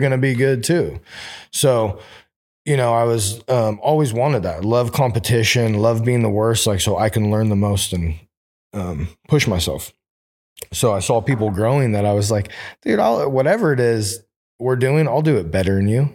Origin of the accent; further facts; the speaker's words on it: Oroville, California, United States; now in Sacramento, United States; I grew up in Orville.